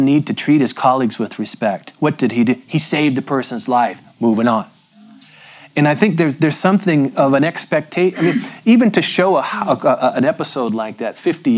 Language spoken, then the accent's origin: English; Appalachia, United States; I'm from Appalachia.